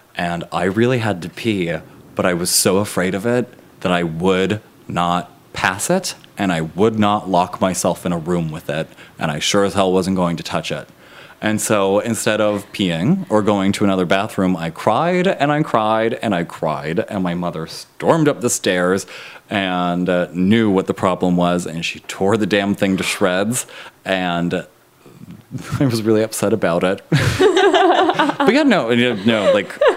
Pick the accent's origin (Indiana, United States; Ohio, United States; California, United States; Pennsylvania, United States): Pennsylvania, United States; Pittsburgh; moved away; I'm from Pittsburgh originally